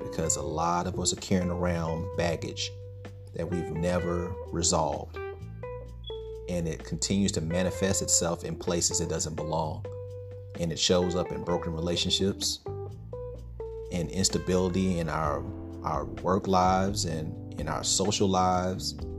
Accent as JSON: {"language": "English", "town": "Stuttgart", "region": "Arkansas", "country": "United States", "tie": "born or raised there", "moved": "yes", "said": "my hometown, Sugartown, Stuttgart"}